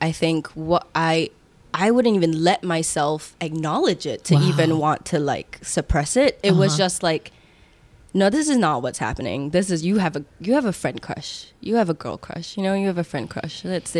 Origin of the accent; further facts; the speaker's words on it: Singapore; I love Singapore for everything that it made me and everything that it showed me